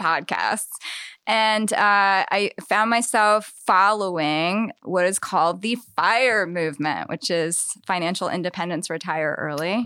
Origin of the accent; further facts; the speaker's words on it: Eastern Shore, Maryland, United States; also born or lived in Annapolis; now in Baltimore, United States; grandparents had a farm on the eastern shore and I spent much of my childhood there